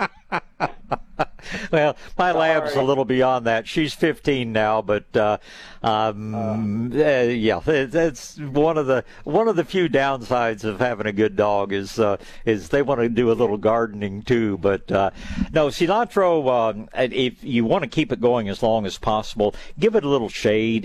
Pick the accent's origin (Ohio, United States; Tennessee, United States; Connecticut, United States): Tennessee, United States; East; now in Texas, United States; I spent some years growing up in East Tennessee